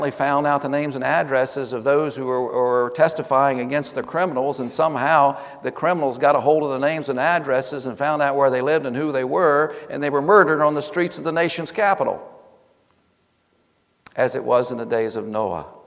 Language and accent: English; Fort Meade, Maryland, United States; born there; I was born in Fort Meade, Maryland.